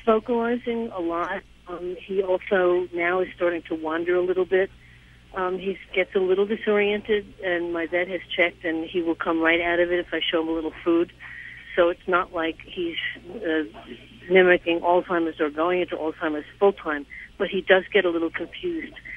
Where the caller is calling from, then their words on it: New York City, New York, United States; I'm calling from New York City